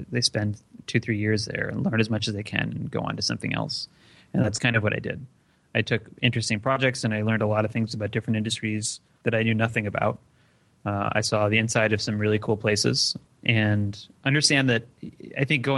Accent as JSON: {"language": "English", "town": "Detroit", "region": "Michigan", "country": "United States", "tie": "born or raised there", "said": "I grew up in Detroit, so I would go to Toronto a lot."}